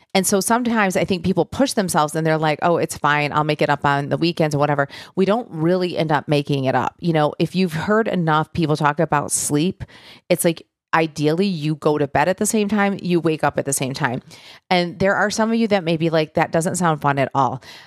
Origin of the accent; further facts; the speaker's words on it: Michigan, United States; now in Nashville, United States; I'm from Michigan, you know, originally I live in Nashville now